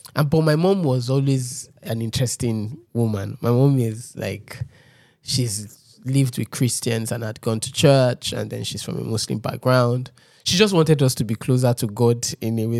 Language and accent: English; Lagos, Nigeria; I grew up in Ojudu